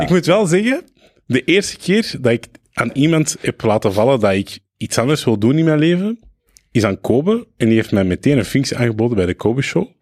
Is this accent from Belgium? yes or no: yes; Belgium; also born or lived in Lebanon; Jawel, ik voel mij Belg, ah. maar ik moet wel zeggen, ik voel mij niet helemaal Belg.